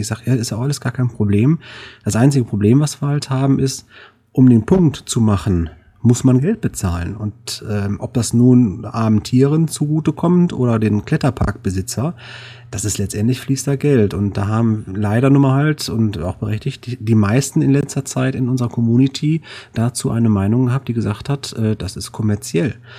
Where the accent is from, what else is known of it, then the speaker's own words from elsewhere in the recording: Duisburg, North Rhine-Westphalia, Germany; hier Duisburg, ist ja meine Heimat